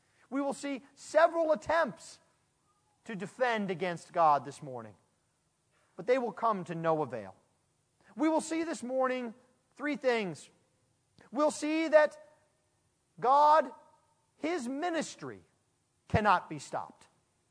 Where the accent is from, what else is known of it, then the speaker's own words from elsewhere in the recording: United States; I'm an American bred through and through